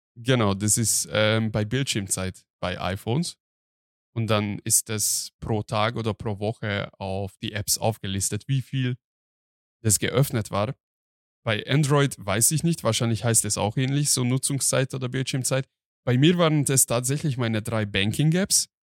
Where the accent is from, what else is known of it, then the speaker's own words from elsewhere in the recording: Hungary; now in Germany; Ich bin Ausländer, ich komme aus Ungarn und ich kenne nur die ungarische Variante